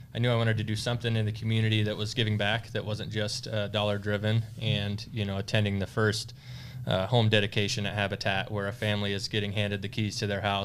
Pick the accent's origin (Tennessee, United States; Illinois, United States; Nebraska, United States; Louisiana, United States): Nebraska, United States; Omaha; I am born and raised in the Omaha area